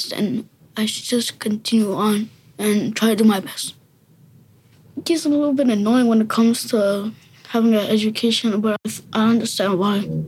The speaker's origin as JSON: {"language": "English", "town": "New York City", "region": "New York", "country": "United States", "tie": "born or raised there", "said": "I was born in a hospital in Forest Hills, and I live in Springfield Gardens with my family."}